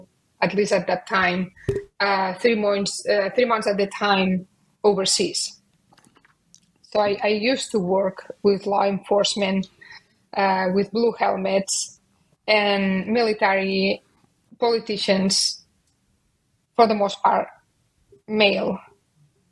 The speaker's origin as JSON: {"language": "English", "town": "Barcelona", "region": "Catalonia", "country": "Spain", "tie": "born or raised there", "moved": "as an adult", "said": "I was born and raised in Barcelona"}